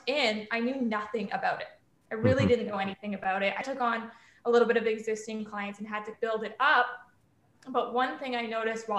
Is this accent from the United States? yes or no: no; United Kingdom; moved away; being from the UK